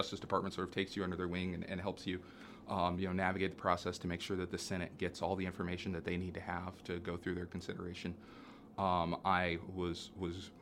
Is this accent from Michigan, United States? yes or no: no; Indianapolis, Indiana, United States; also born or lived in Maryland; come back to my hometown to practice in Indianapolis